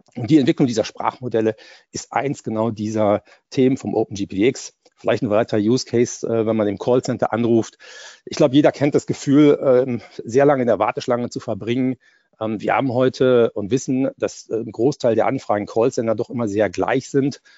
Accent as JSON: {"language": "German", "country": "Germany", "said": "als Europäer und als Deutsche"}